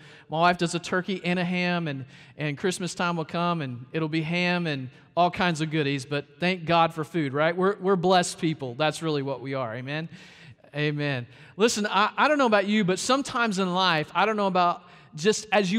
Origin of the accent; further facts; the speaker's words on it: Arkansas, United States; also born or lived in South Carolina; now in Florida, United States; but I was born in Arkansas, raised a little bit in Arkansas, moved to South Carolina, and here in Florida